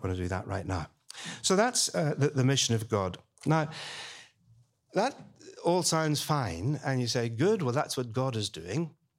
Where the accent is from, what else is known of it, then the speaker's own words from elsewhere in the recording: Belfast, Northern Ireland, United Kingdom; now in London, United Kingdom; I was born and brought up in Belfast